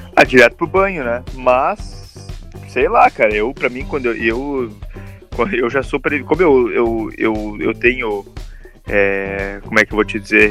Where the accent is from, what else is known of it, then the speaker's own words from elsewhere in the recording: interior of Rio Grande do Sul, Brazil; moved away as an adult; now in Ireland; a gente é do interior do Rio Grande do Sul